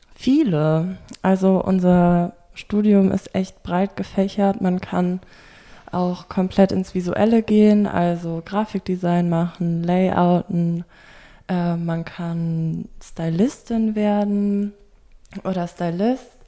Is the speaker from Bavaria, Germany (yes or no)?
no; Bonn, North Rhine-Westphalia, Germany; moved away as an adult; now in Berlin, Germany; Ich komme eigentlich aus Bonn im Rheinland und bin jetzt seit zwei Jahren in Berlin